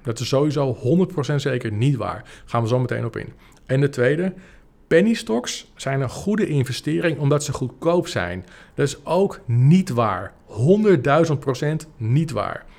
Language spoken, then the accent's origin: Dutch; Apulia, Italy; moved away; de provincie Puglia, waar, eh, waar ik vandaan kom.